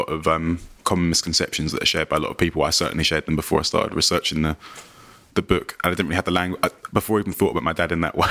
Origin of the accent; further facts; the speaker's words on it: London, United Kingdom; I live in like my hometown.